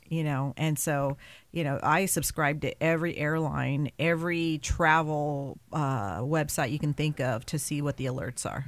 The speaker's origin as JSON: {"language": "English", "region": "West Coast", "country": "United States", "tie": "born or raised there", "said": "growing up on the West Coast"}